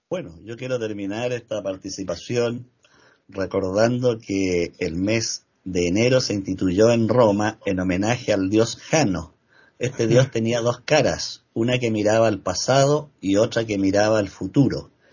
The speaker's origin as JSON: {"language": "Spanish", "country": "Chile", "said": "acá en mi país, que por supuesto es el que mejor conozco. Acá en Chile"}